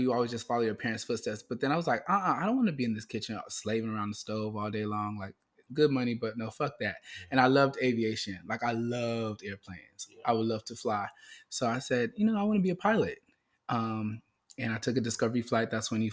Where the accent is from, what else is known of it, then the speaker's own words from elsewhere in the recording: Miami, Florida, United States; I was born and raised in Miami, Florida. Dade of the county.